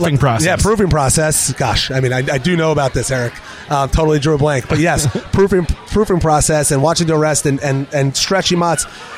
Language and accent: English; New Jersey, United States; moved away as an adult; also born or lived in New York City / Pennsylvania; now in Charleston, United States; I'm a New York, New Jersey guy. I grew up in North Jersey